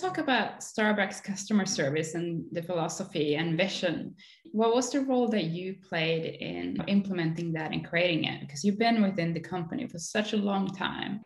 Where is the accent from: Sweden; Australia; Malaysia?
Sweden; both of us grew up in a very cold place.